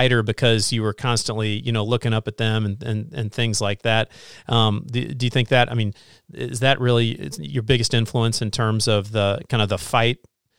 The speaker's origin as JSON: {"language": "English", "region": "Southern Illinois", "country": "United States", "tie": "born or raised there", "moved": "as an adult", "lives_now": "Indiana, United States", "said": "I grew up, as you know, I grew up in Southern Illinois. So half my family went to Illinois and I went to Northwestern"}